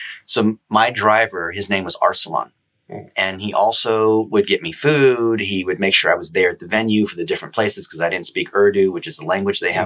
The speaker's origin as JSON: {"language": "English", "town": "Dayton", "region": "Ohio", "country": "United States", "tie": "born or raised there", "said": "I was born in Dayton, Ohio. I'm as an American as anyone else."}